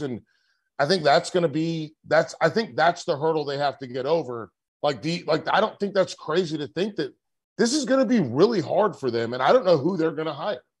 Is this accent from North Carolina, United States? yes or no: yes; Charlotte, North Carolina, United States; I'm from Charlotte